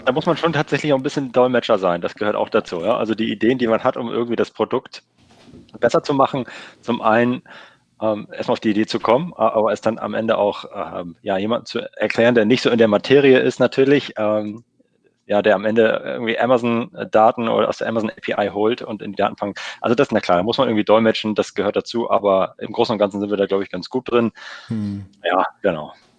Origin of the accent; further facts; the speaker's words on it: Lüneburg, Lower Saxony, Germany; Nähe aus Hamburg, komme aus Lüneburg